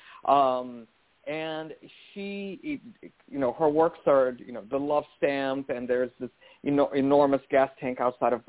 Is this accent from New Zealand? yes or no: no; Brazil; I grew up Catholic in Brazil